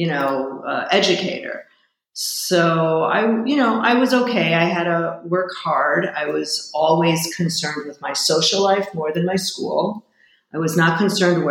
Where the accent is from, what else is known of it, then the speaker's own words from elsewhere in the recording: Chicago, Illinois, United States; I'm also from Chicago, which is the middle of the country